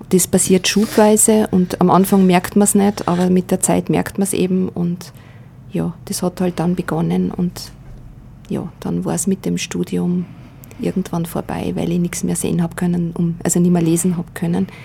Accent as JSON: {"language": "German", "town": "Klagenfurt", "region": "Carinthia", "country": "Austria", "tie": "born there", "said": "Äh, ich bin in Kärnten geboren, in Klagenfurt. Äh, damals im Jahr 1958, also 13 Jahre nach Kriegsende, war schon, und gerade in Kärnten ist es mir immer wieder aufgefallen"}